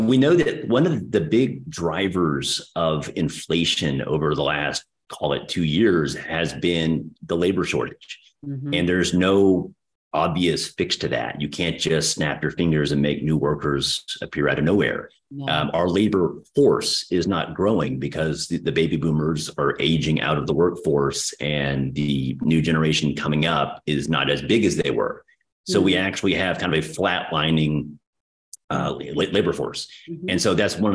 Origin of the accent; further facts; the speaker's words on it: Texas, United States; accent: Texas; my horrendous Texas accent